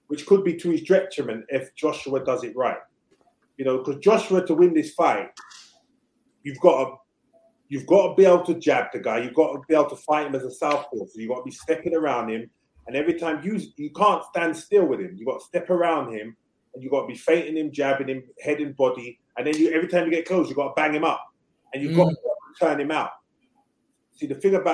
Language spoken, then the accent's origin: English; United Kingdom; I'm a Brit